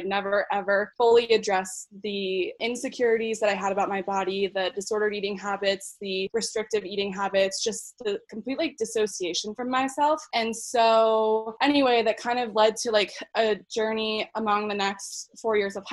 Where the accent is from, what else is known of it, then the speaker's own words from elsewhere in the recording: Philadelphia, Pennsylvania, United States; moved away as an adult; now in Denver, United States; I grew up in the Philly area right outside and went to college there to Villanova